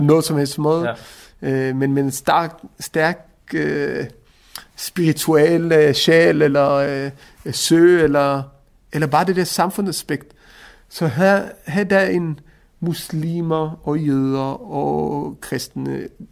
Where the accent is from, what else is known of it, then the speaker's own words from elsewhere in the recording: Israel; now in Denmark; jeg er også et etnisk dansk, selvom jeg er opvokset i Israel, men begge mine forældre er etnisk danskere